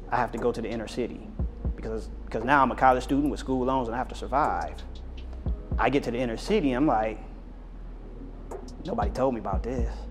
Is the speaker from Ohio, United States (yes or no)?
yes; Hudson, Ohio, United States; if I'm 18, 19 years old, I lived in the suburbs. Uh, I'm from Hudson, which is a suburb of Akron that's uh, pretty wealthy, right?